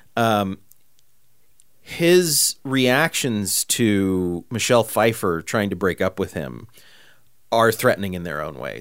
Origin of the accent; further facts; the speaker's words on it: California, United States; I grew up in Podunk, California, like, you know, little bitty town